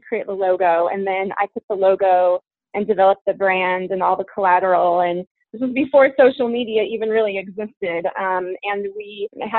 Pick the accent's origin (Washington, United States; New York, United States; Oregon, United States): Oregon, United States; Eugene; now in Portland, United States; I grew up in Eugene. I've been in Portland for about 20 years